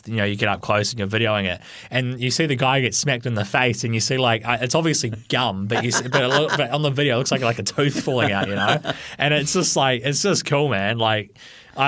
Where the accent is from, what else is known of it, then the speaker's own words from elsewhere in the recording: Hibiscus Coast, Auckland, New Zealand; I'm from the Hibiscus Coast.